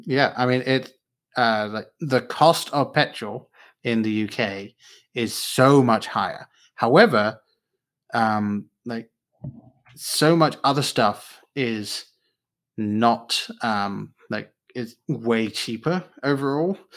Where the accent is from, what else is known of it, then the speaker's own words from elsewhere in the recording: England, United Kingdom; now in United States; I grew up in England at the time the books were coming out